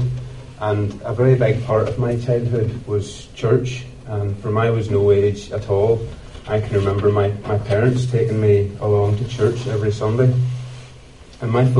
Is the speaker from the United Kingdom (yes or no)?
yes; Ballymoney, Northern Ireland, United Kingdom; I was born and raised in Ballymoney